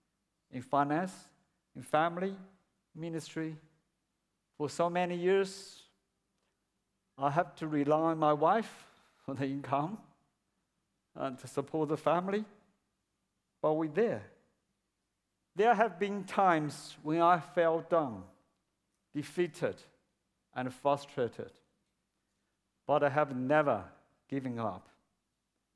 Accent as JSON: {"language": "English", "country": "China", "tie": "born or raised there", "second_language": "English", "moved": "as an adult", "lives_now": "Melbourne, Australia", "said": "my hometown in China, where my parents lived"}